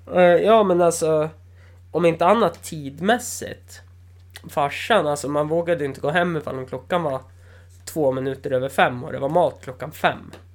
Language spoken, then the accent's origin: Swedish; Östersund, Jämtland, Sweden; also born or lived in Umeå; jag är från Östersund